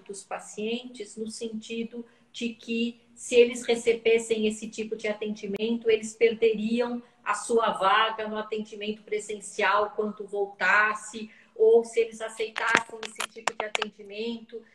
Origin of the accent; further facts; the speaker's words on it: São Paulo, Brazil; Eu sou de São Paulo